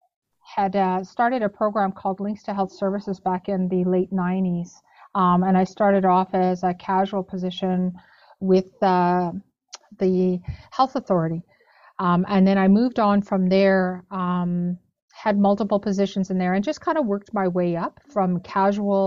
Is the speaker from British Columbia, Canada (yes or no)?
no; Saskatoon, Saskatchewan, Canada; also born or lived in Mistawasis First Nation, Saskatchewan; I'm originally from Mistawas's First Nation. So it's about an hour and a half north of Saskatoon. Mm-hmm. But I grew up in Saskatoon